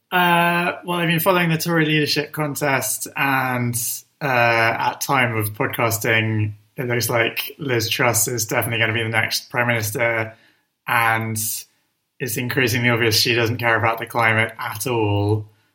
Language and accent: English; London, United Kingdom; I grew up in North London and I still live in North London.